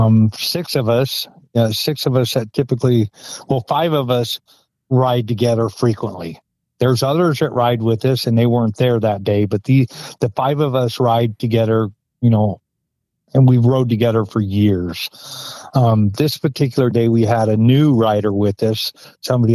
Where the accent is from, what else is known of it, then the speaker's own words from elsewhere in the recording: Pocatello, Idaho, United States; I'm born and raised in Pocatello, Idaho